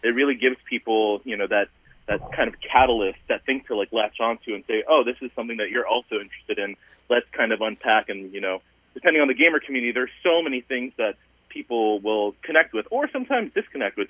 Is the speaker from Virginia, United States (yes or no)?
yes; Southern Virginia, United States; I'm a first generation Asian American immigrant um, and, you know, I grew up in Southern Virginia